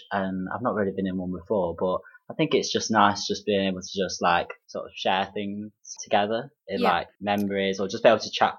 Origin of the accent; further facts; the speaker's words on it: Derby, East Midlands, United Kingdom; So, I'm actually from Derby